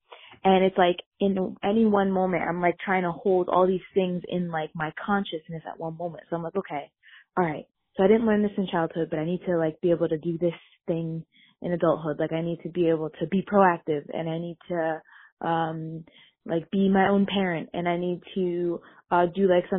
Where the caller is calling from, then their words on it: Connecticut, United States; I'm calling in from Connecticut